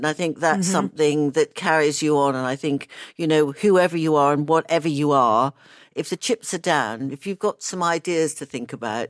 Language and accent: English; Australia; born there; So I was born in Australia.